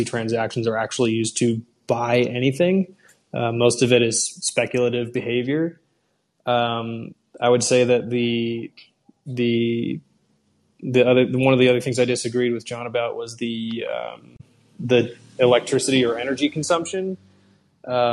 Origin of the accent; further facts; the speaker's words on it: Washington, United States; in rural parts of my home state in Washington